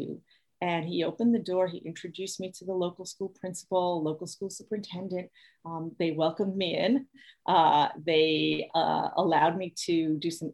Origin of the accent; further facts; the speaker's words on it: New York City, New York, United States; moved away as an adult; also born or lived in Maine; now in New Hampshire, United States; I grew up born and raised in Brooklyn, New York